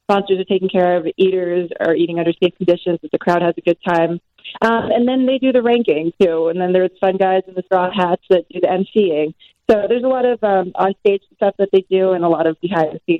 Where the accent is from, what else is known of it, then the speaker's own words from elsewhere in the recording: New York, United States; born there; sure, I was born in New York and I did my first year of college in New York